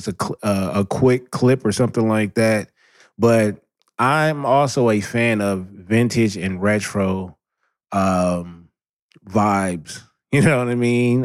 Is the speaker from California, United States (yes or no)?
yes; Southern California, United States; born and raised in Southern California